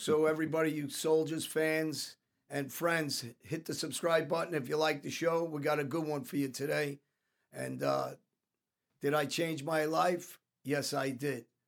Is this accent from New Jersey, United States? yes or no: yes; New Jersey, United States; I grew up around South Jersey